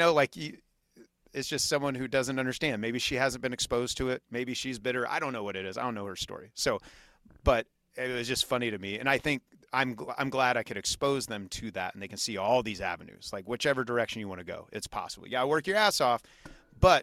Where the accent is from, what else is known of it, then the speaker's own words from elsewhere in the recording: Kansas, United States; moved away; my hometown, fairly small town in Kansas City, or I'm sorry, in Kansas